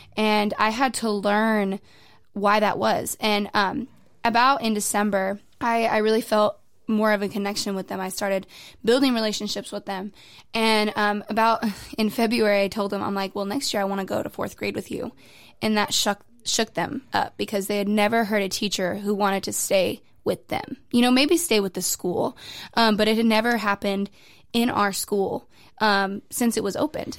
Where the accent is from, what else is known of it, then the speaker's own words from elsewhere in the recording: New Mexico, United States; moved away as an adult; now in Waco, United States; I'm originally from New Mexico, a hundred percent Waco, or not New Wa-, not Waco, New Mexico native